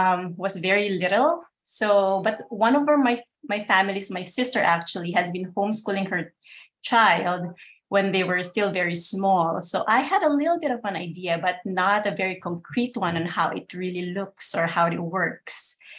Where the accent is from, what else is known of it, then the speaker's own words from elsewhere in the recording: Philippines; moved away as an adult; now in Connecticut, United States; I live in Connecticut right now, but I came from the Philippines before I got married.